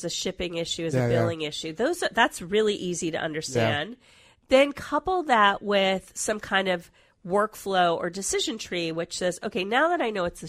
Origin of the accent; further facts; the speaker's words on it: Washington, District of Columbia, United States; also born or lived in Atlanta; I'm originally from the Washington, D.C. area. That's okay. Where I was raised. I went to college there, got my MBA there, and then moved to Atlanta for a while, and then moved out here in the late 90s.